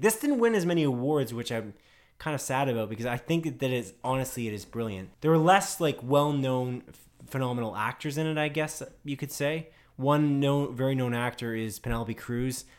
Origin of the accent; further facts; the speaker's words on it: Canada; we're Canadian